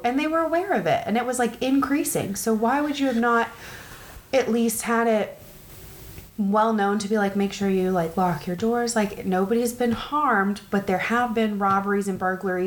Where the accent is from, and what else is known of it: United States